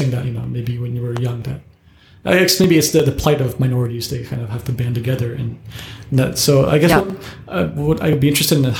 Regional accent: United States; when I was growing up in America, very different. Of course, I was born there

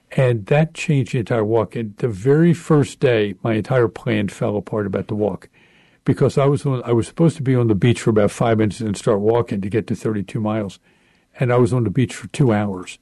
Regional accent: Baltimore, Maryland, United States; moved away as an adult; also born or lived in Emmitsburg, Maryland; now in Pennsylvania, United States; I uh, was born and raised in Baltimore, Maryland

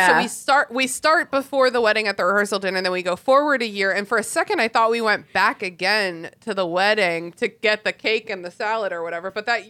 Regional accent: United States

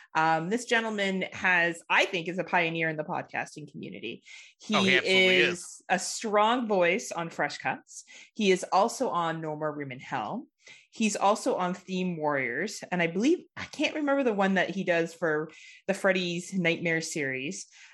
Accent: Waterdown, Ontario, Canada; I'm from Waterdown, Ontario, Canada.

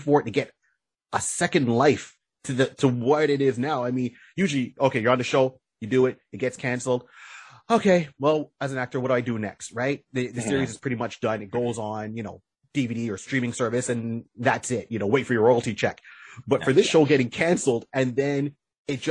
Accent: Canada; I was born in Canada

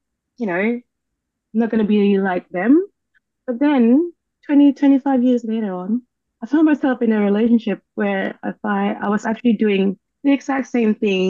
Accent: Philippines; I grew up in the Philippines, and our history is that we've been a colony

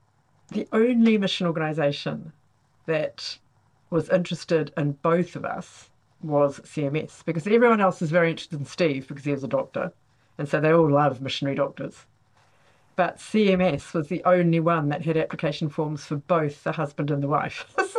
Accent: New Zealand; moved away as an adult; also born or lived in Congo / Rwanda / Uganda; now in Oxford, United Kingdom; I am originally from Aotearoa, New Zealand, and in fact have been a mission partner with New Zealand CMS in Congo, Rwanda and Uganda. Moved to Oxford in 2005 to join CMS in the UK

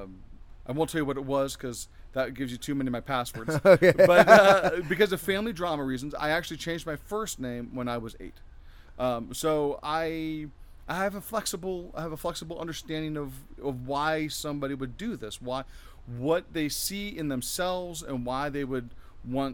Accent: Fairfield, California, United States; moved away as an adult; also born or lived in Florida; now in Temecula, United States; I grew up in Northern California.

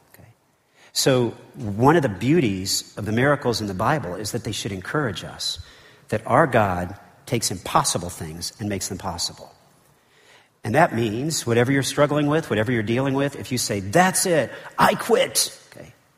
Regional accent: United States; as an American

